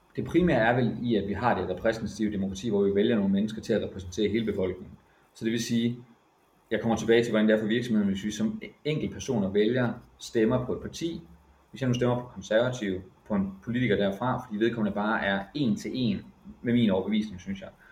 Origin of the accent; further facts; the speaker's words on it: Silkeborg, Central Denmark Region, Denmark; moved away as an adult; now in Bornholm, Denmark; i Silkeborg, hvor jeg kommer fra